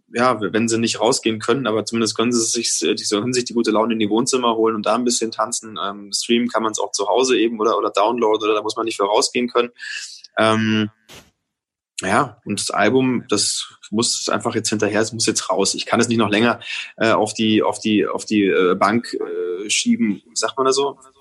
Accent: Franconia, Bavaria, Germany; für mich als Franke

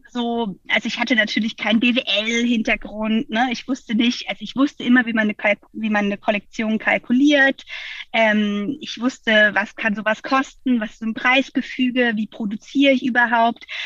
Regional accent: Freiburg, Baden-Württemberg, Germany; now in Hamburg, Germany; ich komme ursprünglich aus Freiburg und ähm, ja, irgendwie hat es mich in die große Stadt gezogen.

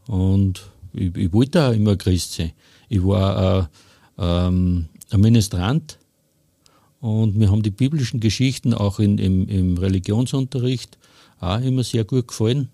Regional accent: Hofkirchen im Traunkreis, Upper Austria, Austria; Ich komme aus Hofkirchen im Traunkreis

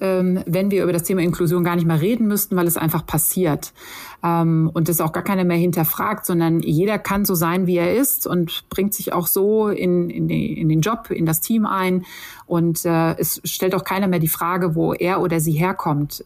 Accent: Sauerland, North Rhine-Westphalia, Germany; in meinem Heimatort im Sauerland

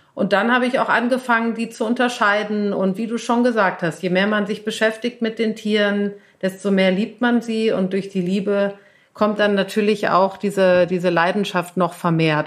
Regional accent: Cologne, North Rhine-Westphalia, Germany; moved away as an adult; now in Berlin, Germany; bin ich aufgewachsen in Köln

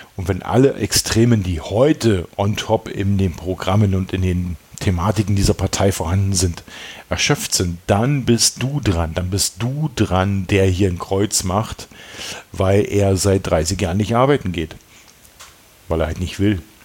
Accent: East Germany, Germany; ich bin selber Ossi

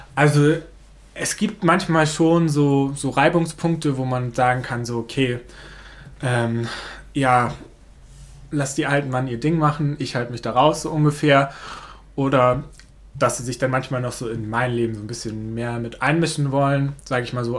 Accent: Neuland, Germany; Das ist meine Heimat. Hier bin ich groß geworden.

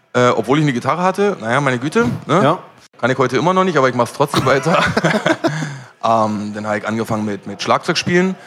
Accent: Berlin, Germany; also ich bin in Schöneberg groß geworden

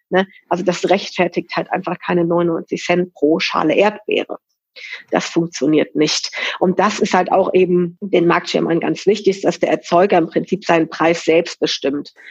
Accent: Cologne, North Rhine-Westphalia, Germany; Und dann bin ich halt nach Nippes gezogen zurückgezogen, muss man sagen. Also ich bin hier in Nippes groß geworden und habe halt das einfach vermisst

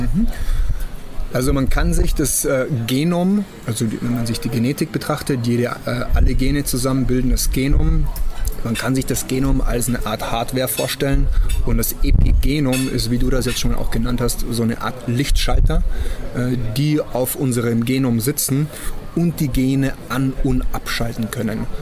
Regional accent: Germany; Bei uns in Deutschland

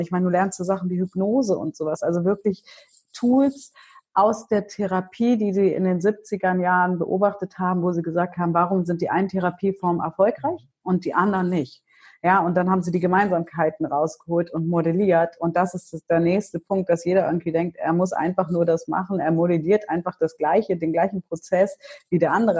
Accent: Hanover, Lower Saxony, Germany; ich bin ja in Hannover geboren und aufgewachsen

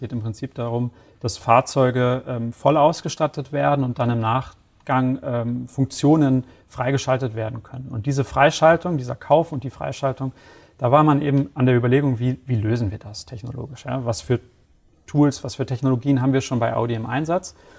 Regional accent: Hamburg, Germany; moved away as an adult; now in Bavaria, Germany; bin 33 Jahre alt, gebürtiger Hamburger. Ähm, wohne jetzt

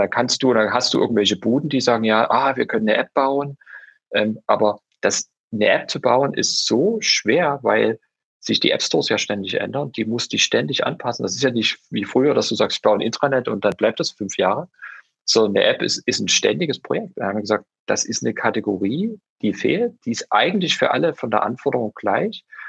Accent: Dresden, Saxony, Germany; Ich bin, äh, ich bin Dresdner, original, und bin in Dresden aufgewachsen

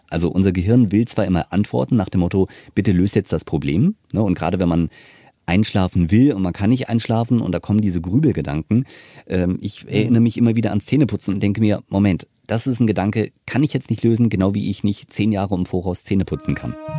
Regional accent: Wiesbaden, Hesse, Germany; ich bin ja aufgewachsen in Wiesbaden, wir sind ja beide Hesse

